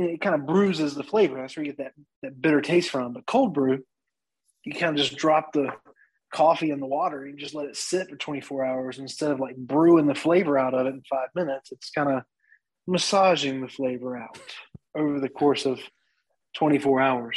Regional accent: Winston-Salem, North Carolina, United States; I was born here in Winston-Salem.

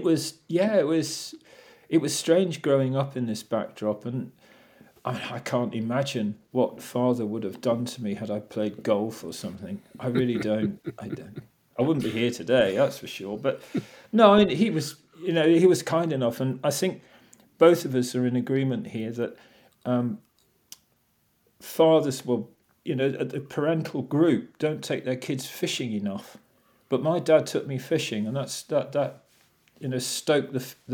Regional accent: Whitstable, South East England, United Kingdom; I grew up in Whitstable

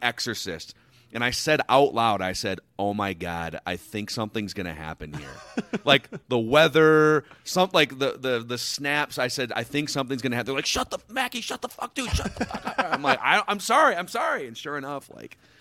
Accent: Minnesota, United States; I grew up in Minnesota

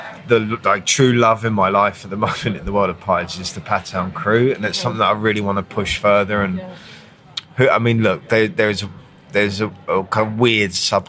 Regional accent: United Kingdom; I'm British

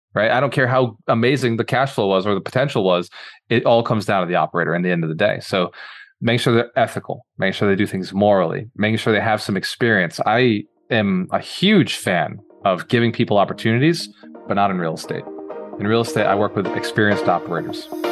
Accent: Fall River, Massachusetts, United States; also born or lived in Boston; now in Tampa, United States; I'm actually from Boston. So the city you're living in right now, before I moved to Tampa, I was from there, is a little city about an hour south called Fall River

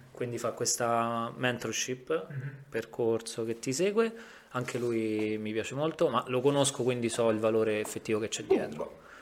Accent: Rome, Lazio, Italy; tranne me che sono romano

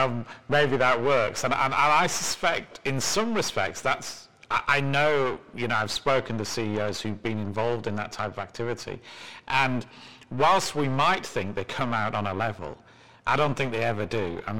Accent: England, United Kingdom; now in New York, United States; obviously I'm mean as well as English

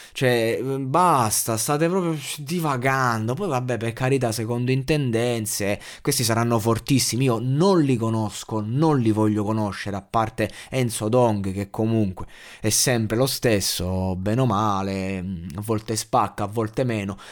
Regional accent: Abruzzo, Italy; io sono abruzzese

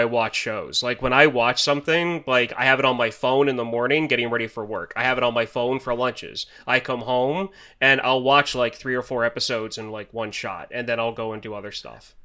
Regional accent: United States; As an American

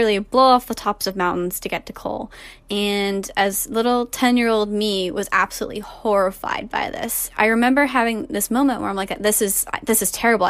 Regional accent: Alexandria, Virginia, United States; I'm 18 years old, and I'm from Alexandria, Virginia.

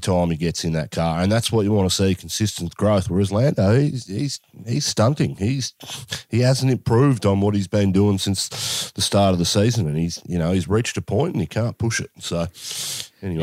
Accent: Australia; as an Aussie

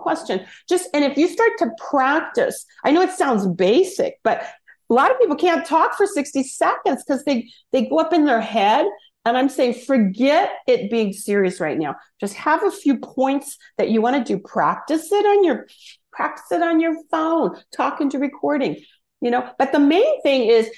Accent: Los Angeles, California, United States; I'm from Los Angeles, born in Hollywood

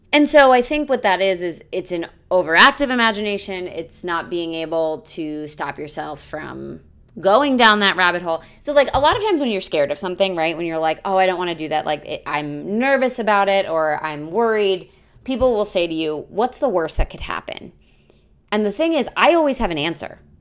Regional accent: United States; I grew up near Six Flags.

